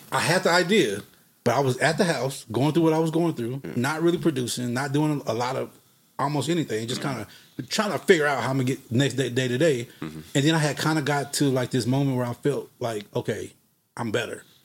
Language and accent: English; Fort Worth, Texas, United States; also born or lived in Dallas, Texas; I'm from Fort Worth, Texas